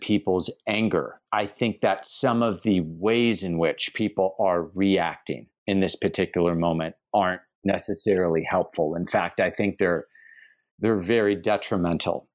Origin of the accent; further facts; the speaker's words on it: United States; moved away; as an American who lives abroad